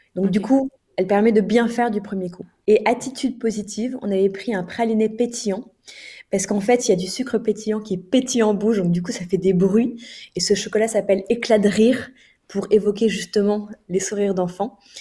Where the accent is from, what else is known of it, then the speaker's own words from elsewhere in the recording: France; en tant que Français